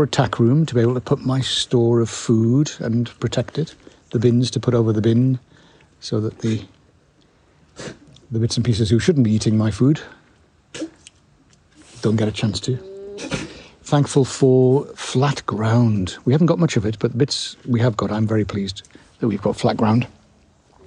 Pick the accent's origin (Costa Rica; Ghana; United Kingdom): United Kingdom; I'm a Brit